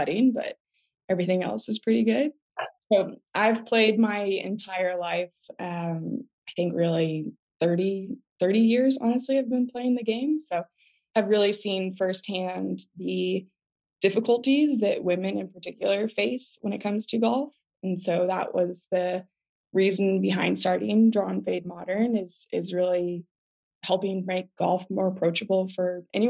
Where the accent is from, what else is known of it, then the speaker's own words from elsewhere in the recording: Southern California, United States; now in Austin, United States; I am in Austin, Texas. But I was born and raised in Southern California